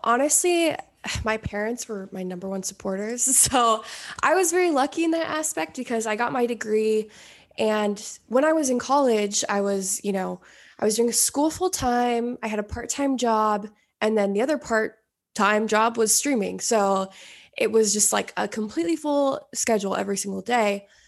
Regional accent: Oregon, United States; moved away as an adult; now in Los Angeles, United States; I, I grew up in Oregon

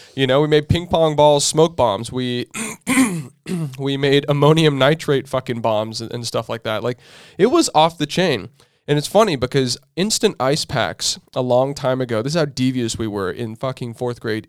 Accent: Southern California, United States; we're growing up in Southern California

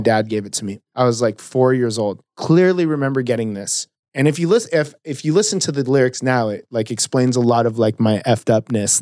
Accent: South Orange County, California, United States; I grew up in South Orange County

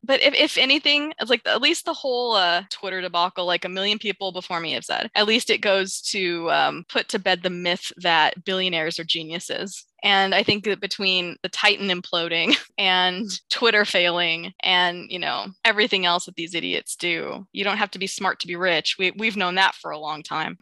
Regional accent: United States; I'm going to talk just as an American

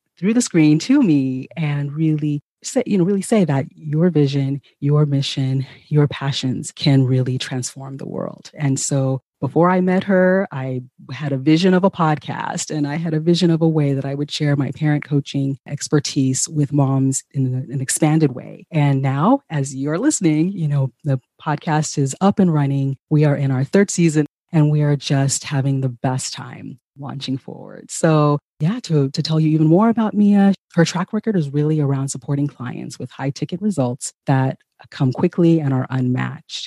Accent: California, United States; also born or lived in Ghana; I am originally from Ghana myself and grew up here in California

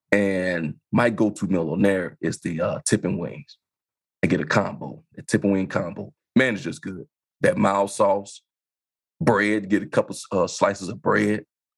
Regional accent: Chicago, Illinois, United States; I used to stay around the corner from Leon's in Inglewood.

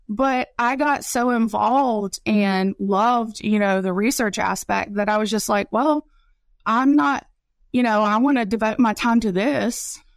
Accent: West Virginia, United States; moved away; also born or lived in Raleigh County, West Virginia / Mississippi; I'm from West Virginia

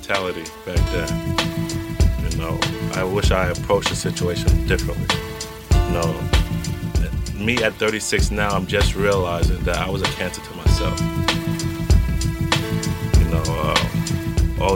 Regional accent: New York City, New York, United States; growing up in New York City

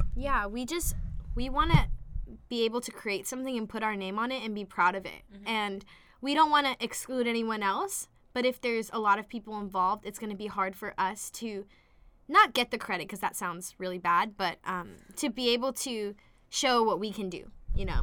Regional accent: La Mirada, California, United States; I grew up in La Mirada, California.

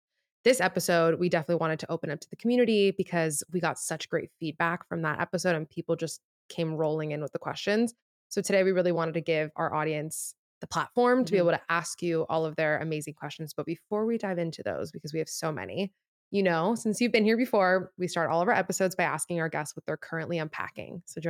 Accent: Miami, Florida, United States; I'm from Miami.

